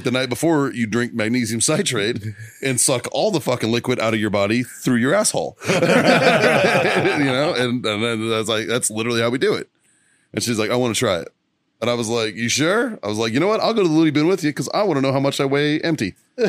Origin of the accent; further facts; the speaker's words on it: Glendale, Arizona, United States; 59th and Bell, son. Oh, okay. So Glendale. That's correct.